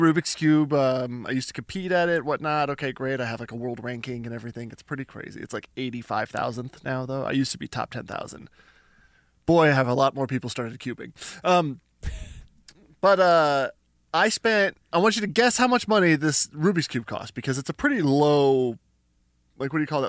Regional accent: Canada; I'm Canadian

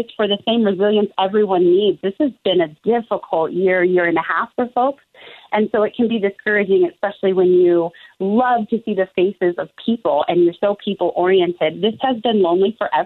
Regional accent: Portland, Oregon, United States; I was born and raised in Portland

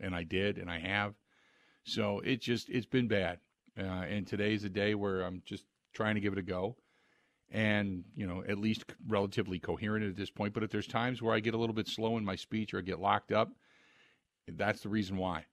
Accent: Cincinnati, Ohio, United States; now in Wisconsin, United States; back when I grew up in Cincinnati

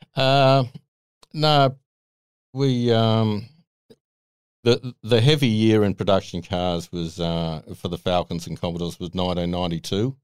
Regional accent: Sydney, New South Wales, Australia; I grew up out in Arcadia in the Hills District

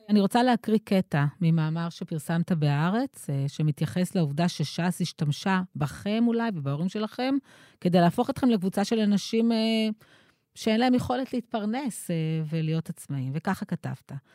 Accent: Ashdod, Southern District, Israel; כשהייתי ילדה באשדוד של שנות ה-70 וה-80

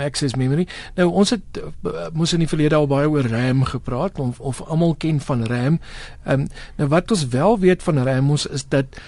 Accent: Western Cape, South Africa; Ek het groot geword onder in die Weskaap

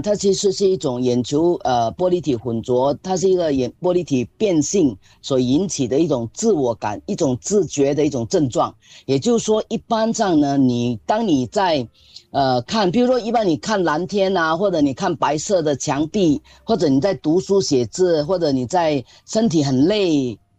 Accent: Singapore; 我们新加坡人

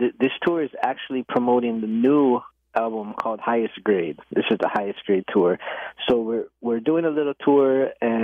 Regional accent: Maui, Hawaii, United States; We're from Maui

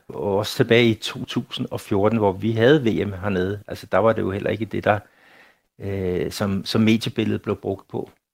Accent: Denmark; now in Brazil; derhjemme i Danmark

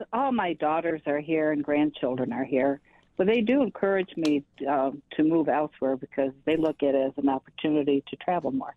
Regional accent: Buffalo, New York, United States; also born or lived in East Aurora; I was born in Buffalo

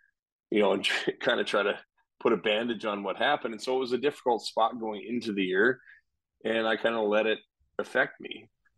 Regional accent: Calgary, Alberta, Canada; I grew up mostly in Calgary since I was like 10 years old. So it's kind of like home

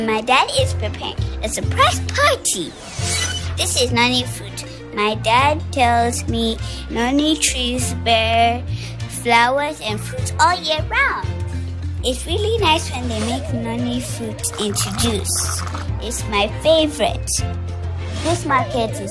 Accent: Accra, Greater Accra, Ghana; I am from Accra in Ghana

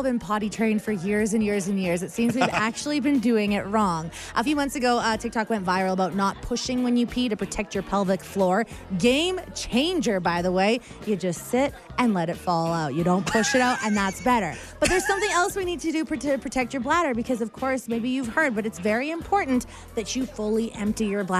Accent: Edmonton, Alberta, Canada; and I came from Edmonton, which is a grid system.

